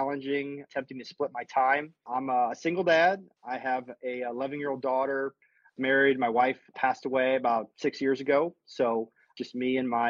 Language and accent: English; St. Louis, Missouri, United States; now in Austin, United States; I grew up in St. Louis, Missouri